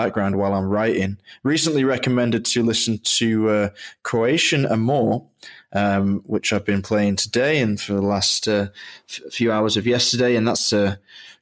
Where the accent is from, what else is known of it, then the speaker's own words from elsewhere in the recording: England, United Kingdom; I grew up in England